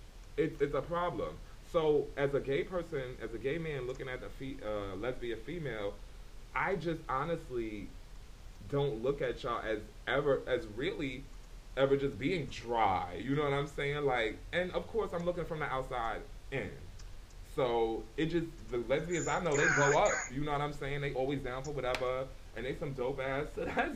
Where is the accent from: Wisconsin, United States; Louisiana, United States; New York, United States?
New York, United States; As I've gotten older and I'm further removed from New York and that environment, I really don't have that in me.